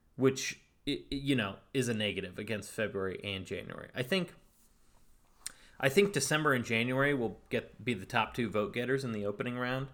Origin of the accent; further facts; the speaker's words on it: Northern California, United States; I'm from Northern California, A K A the yay